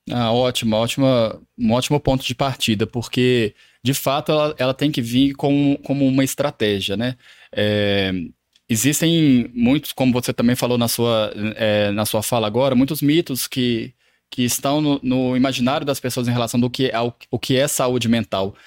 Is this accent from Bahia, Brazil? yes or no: no; Lavras, Minas Gerais, Brazil; moved away as an adult; now in Belo Horizonte, Brazil; eu sou natural de Lavras, no sul de Minas